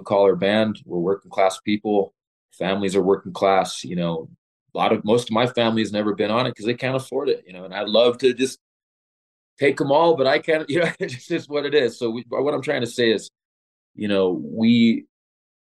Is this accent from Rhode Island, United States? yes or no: no; Los Angeles, California, United States; moved away as an adult; also born or lived in Lawndale, California / Torrance, California; now in Colorado, United States; I'm born and raised in Los Angeles